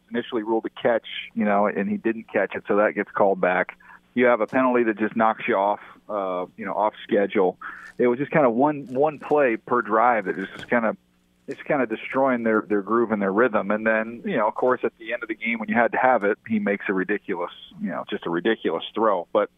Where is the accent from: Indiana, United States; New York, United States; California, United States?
Indiana, United States; born there; now in San Diego, United States; I know, but I was born in Indiana. So, like, you know, growing up, we still enjoyed some Midwestern food.